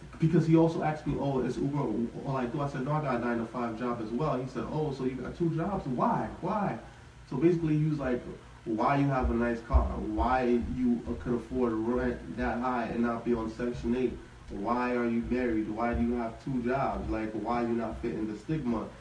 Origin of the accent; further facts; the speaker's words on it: New York City, New York, United States; I've been born and raised in Brooklyn